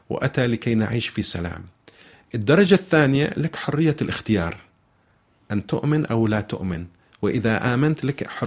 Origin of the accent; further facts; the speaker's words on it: Saudi Arabia; أنا بالتوصيف سني وهي آه، عفوا شيعي وهي سنية أنا بالتوصيف سعودي وهي مغربية أنا بالتوصيف عربي وهي أمازيغية